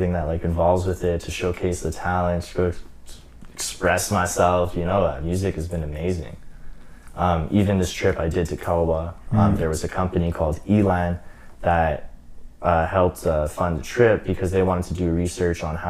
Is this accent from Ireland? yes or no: no; Côte Saint-Luc, Quebec, Canada; I'm from Côte Saint-Luc